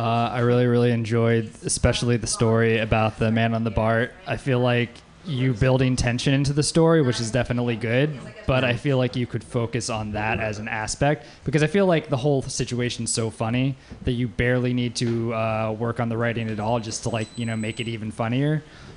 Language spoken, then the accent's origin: English; Louisiana, United States; everybody. I'm from Louisiana.